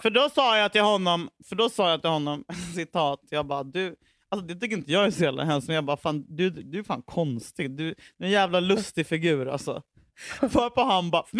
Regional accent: Huddinge, Stockholm County, Sweden; jag var från Huddinge

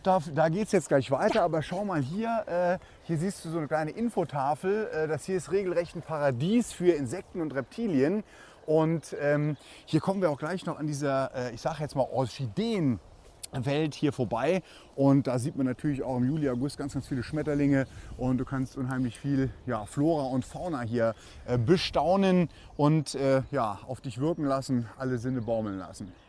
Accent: Perl, Saarland, Germany; Ich stamme quasi hier aus Perl

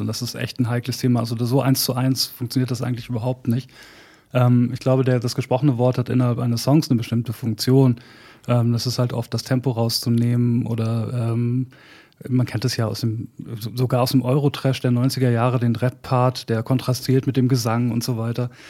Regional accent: Bad Salzuflen, North Rhine-Westphalia, Germany; moved away; also born or lived in Hamburg; in Bad Salzuflen, wo ich angefangen habe, wo ich aufgewachsen bin, angefangen habe, Musik zu machen

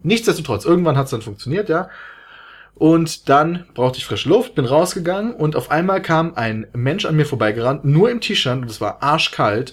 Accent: Germany; ich komme aus Deutschland

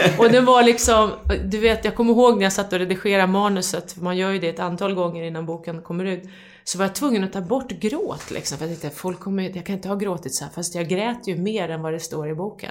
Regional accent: Hudiksvall, Gävleborg County, Sweden; jag växte upp i Hudiksvall också

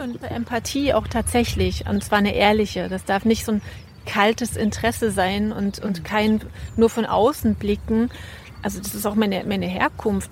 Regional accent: Vogtland, Saxony, Germany; ich komme aus dem Vogtland

